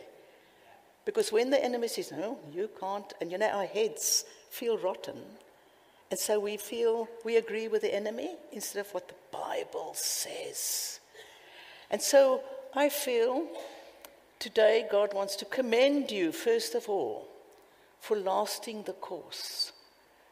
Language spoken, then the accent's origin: English; Cape Town, Western Cape, South Africa; accent: South African; now in United Kingdom